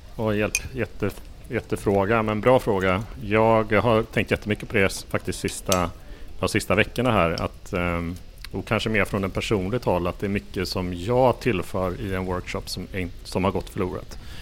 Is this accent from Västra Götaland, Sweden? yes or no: yes; Gothenburg, Västra Götaland, Sweden; Jag har kommit från, från Göteborg, det vill säga min hemort